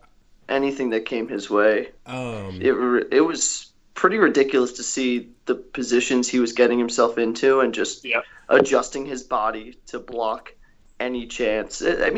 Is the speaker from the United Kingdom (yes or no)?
yes; England, United Kingdom; also born or lived in West Virginia, United States; Well, I'm from England, and I decided, you know, it'd be great for my education. Let's go to West Virginia.